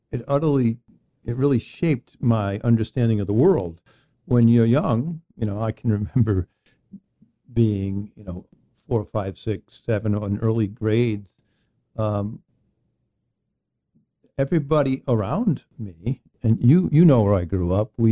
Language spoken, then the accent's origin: English; Exeter, Rhode Island, United States; i grew up in exeter rhode island and i was born in 1964 february 28th i just turned 59 recently